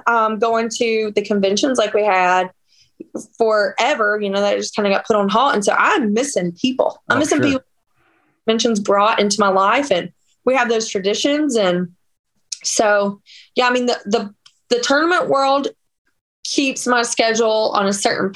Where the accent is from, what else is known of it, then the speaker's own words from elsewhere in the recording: Northeast Georgia, United States; now in Wisconsin, United States; And I am from Georgia. I'm from Northeast Georgia